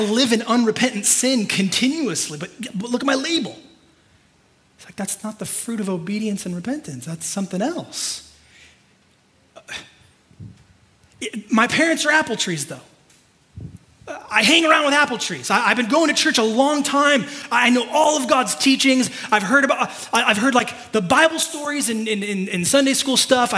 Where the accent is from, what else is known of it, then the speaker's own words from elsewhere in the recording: California, United States; I'm like born and raised in California. I've only ever lived in California